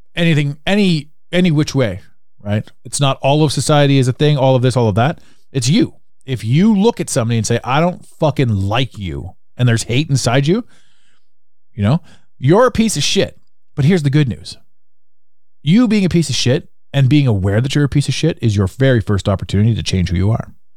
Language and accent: English; Canada; as a Canadian, we grew up